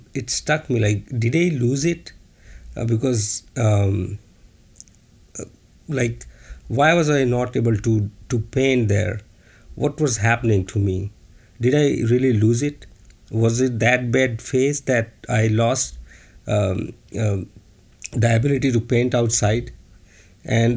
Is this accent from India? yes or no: yes; India; moved away as an adult; now in China; I'm from India